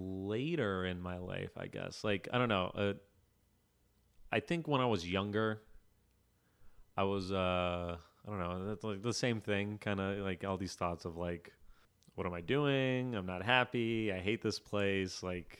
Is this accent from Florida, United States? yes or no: yes; Florida, United States; Yeah, I grew up in South Florida, and they like raise athletes down there.